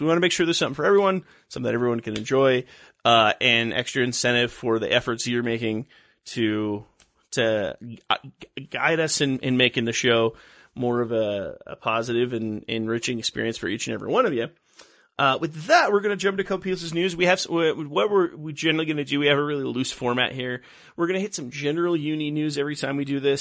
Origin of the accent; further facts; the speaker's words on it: Los Angeles, California, United States; I grew up in Los Angeles